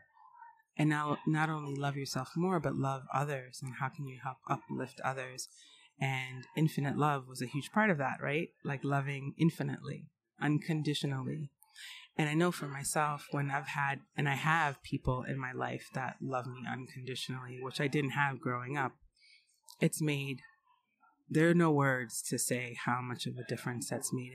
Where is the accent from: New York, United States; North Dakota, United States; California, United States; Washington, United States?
New York, United States; New York City; my parents were fashion designers in New York City, so I grew up in the Garment District